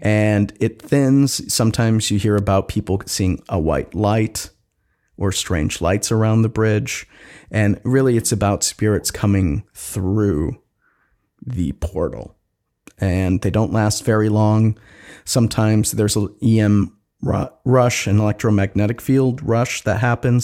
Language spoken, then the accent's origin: English; Wisconsin, United States; now in Seattle, United States; my home state of Wisconsin